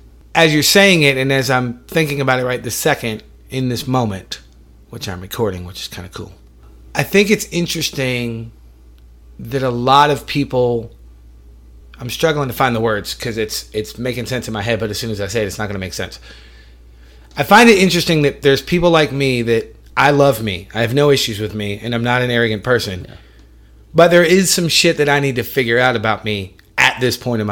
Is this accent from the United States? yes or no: yes; Syracuse, New York, United States; I was born in Syracuse, New York.